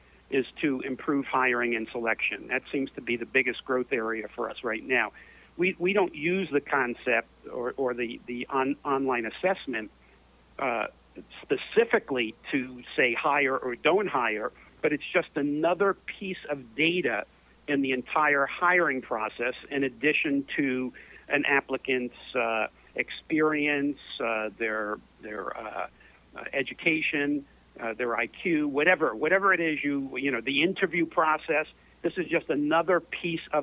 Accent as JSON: {"language": "English", "town": "New York City", "region": "New York", "country": "United States", "tie": "born or raised there", "said": "Born and raised in New York City, in the Chelsea section of New York"}